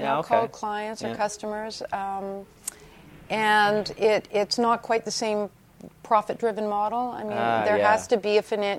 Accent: Toronto, Ontario, Canada; In Toronto. Right. So I went to York University.

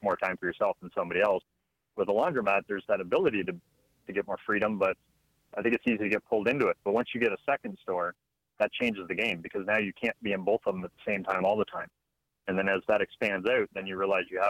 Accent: just outside of Toronto, Ontario, Canada; moved away as an adult; now in Alabama, United States; I'm actually from Canada, just outside of Toronto. I've lived up there most of my life.

